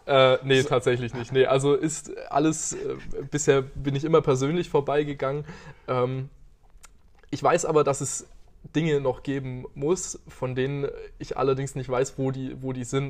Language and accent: German; Aalen, Baden-Württemberg, Germany; also born or lived in Karlsruhe / Tübingen; ich bin nicht in Aalen geboren, aber äh, ich bin, sagen wir mal, in Aalen beheimatet